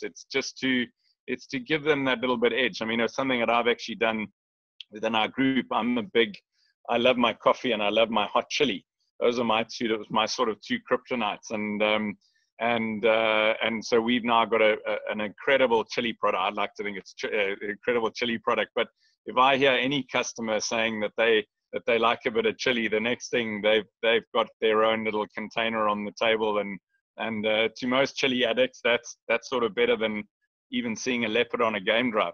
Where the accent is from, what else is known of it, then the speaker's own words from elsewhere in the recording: Lion Sands, Kruger National Park area, Mpumalanga, South Africa; we we grew up on the Lion Sands property